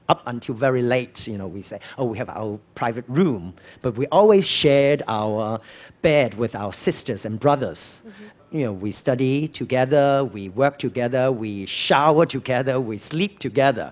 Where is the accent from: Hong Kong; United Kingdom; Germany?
Hong Kong; also born or lived in United States; I was born and raised in Hong Kong.